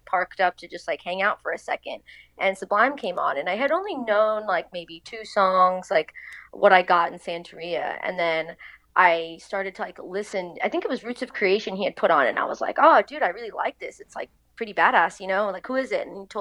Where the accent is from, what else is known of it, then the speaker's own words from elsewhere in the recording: Long Island, New York, United States; So I grew up in Long Island. I still live in the same house since I was a kid.